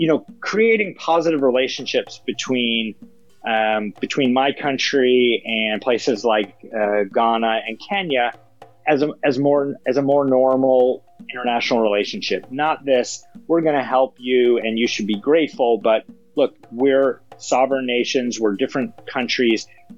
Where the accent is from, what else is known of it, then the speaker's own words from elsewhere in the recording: United States; me as an American